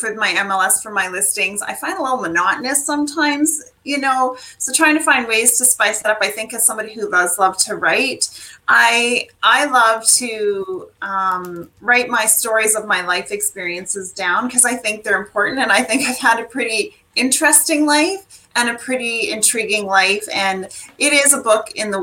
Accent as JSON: {"language": "English", "town": "Cranbrook", "region": "British Columbia", "country": "Canada", "tie": "born or raised there", "moved": "yes", "lives_now": "Ontario, Canada", "said": "I grew up in Cranbrook, British Columbia, which is a small community right in the Rocky Mountains"}